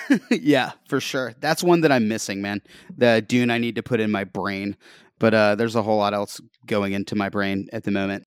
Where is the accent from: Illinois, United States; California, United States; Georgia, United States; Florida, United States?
Georgia, United States; Northwest; moved away as an adult; also born or lived in Nashville / New York; I'm from Northwest Georgia